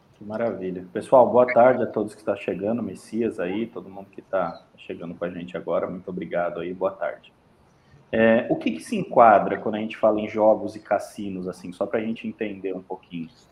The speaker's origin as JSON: {"language": "Portuguese", "region": "São Paulo", "country": "Brazil", "said": "Eu sou paulistano"}